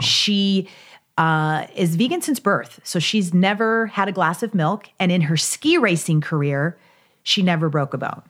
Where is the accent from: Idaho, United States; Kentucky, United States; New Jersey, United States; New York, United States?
Kentucky, United States; I grew up in Kentucky, so I grew up riding horses